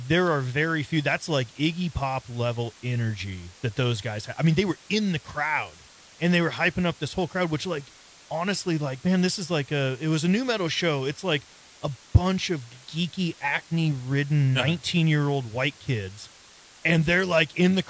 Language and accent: English; Crete, Nebraska, United States; I'm from Crete